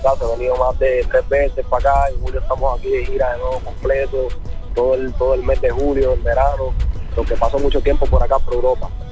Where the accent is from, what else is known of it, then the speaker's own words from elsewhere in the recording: Carolina, Puerto Rico; casi todos son de Carolina, somos de la misma área, somos prácticamente vecinos